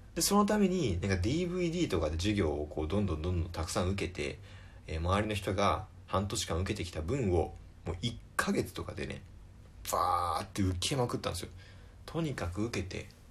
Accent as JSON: {"language": "Japanese", "region": "Tokyo", "country": "Japan", "tie": "born or raised there", "said": "東京出身です"}